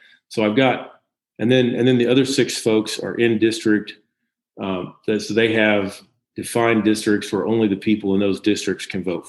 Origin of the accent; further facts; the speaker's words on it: Eastern Jackson County, Missouri, United States; I went to Fort Osage High School, so I'm from Eastern Jackson County originally, after my family relocated there when I was a kid. So I did most of my growing up in education there